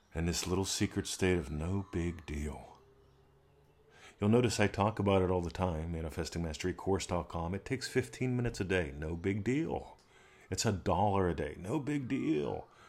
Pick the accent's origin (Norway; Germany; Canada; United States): United States; moved away; I'm an American expat.